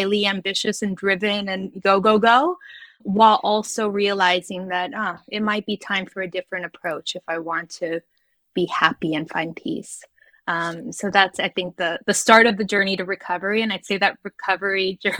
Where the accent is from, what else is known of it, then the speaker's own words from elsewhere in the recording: Guam; moved away; I grew up in Guam, which is a small island in the middle of the Pacific. It's a U.S. territory